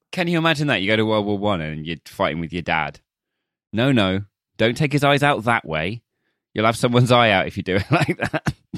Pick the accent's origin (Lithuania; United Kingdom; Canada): United Kingdom; as a British person